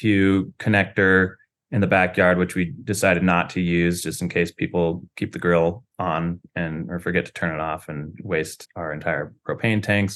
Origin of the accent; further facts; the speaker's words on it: Seattle, Washington, United States; I'm from Seattle